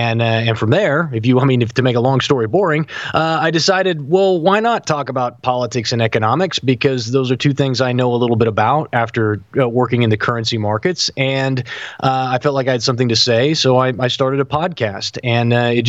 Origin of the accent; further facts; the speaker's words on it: Sublette, Kansas, United States; Yeah, I'm from Southwest Kansas. I'm from a little town called Sublette. That's where I grew up. And then we moved to Kansas City when I was a teenager